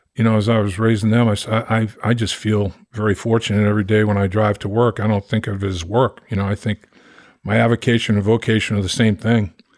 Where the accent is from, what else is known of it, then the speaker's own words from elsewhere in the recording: Boston, Massachusetts, United States; I'm from Boston